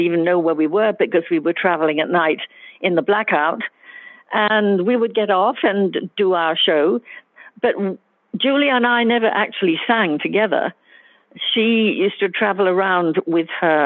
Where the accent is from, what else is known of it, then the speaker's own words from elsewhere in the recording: London, United Kingdom; also born or lived in Wales; I'm half Welsh, and during the serious bombing in the war in London where we lived, I used to go off to stay with my grandparents